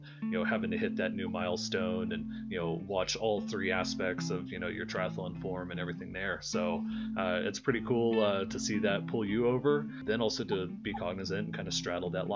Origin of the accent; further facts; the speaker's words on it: North Texas, United States; moved away as an adult; now in Boulder, United States; there was a great cycling community that I grew up with in North Texas